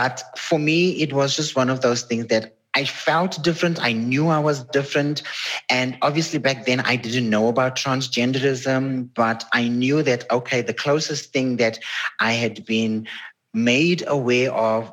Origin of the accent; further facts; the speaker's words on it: Durban, KwaZulu-Natal, South Africa; Growing up in a, you know, black community, was a colored community where I grew up in Durban